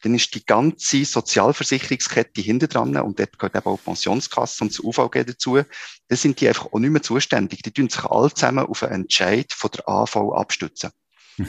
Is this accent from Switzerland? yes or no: yes; Switzerland; bei uns in der Schweiz